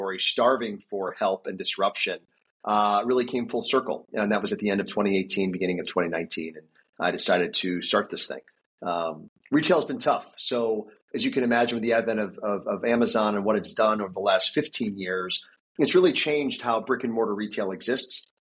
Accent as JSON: {"language": "English", "region": "New Jersey", "country": "United States", "also_born_or_lived": "Greater Philadelphia", "lives_now": "Philadelphia, United States", "said": "I'm in this area of Greater Philadelphia, but I'm from New Jersey"}